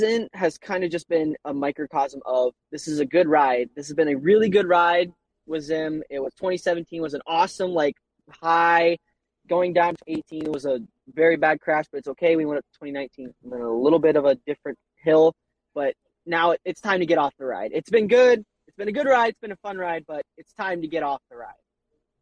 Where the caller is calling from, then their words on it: South Dakota, United States; I'm calling from South Dakota.